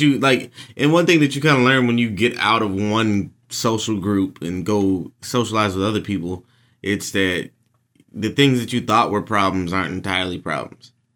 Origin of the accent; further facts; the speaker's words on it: Jacksonville, Texas, United States; moved away as an adult; now in Washington, D.C., United States; I've lived here for a third of my life now